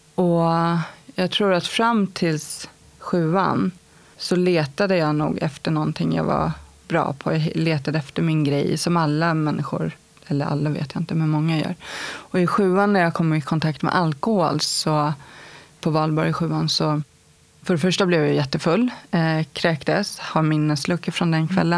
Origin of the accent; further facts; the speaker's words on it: Stockholm, Stockholm County, Sweden; Jag kommer från Stockholm. Bagarmossen startade jag mitt liv